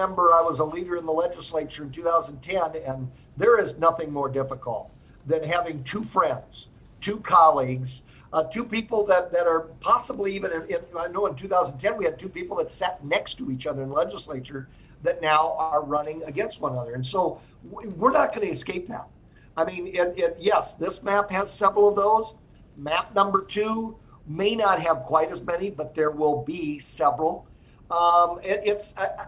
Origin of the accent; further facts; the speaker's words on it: Cedar County, Iowa, United States; I'm from Cedar County or maybe Sugar Creek Township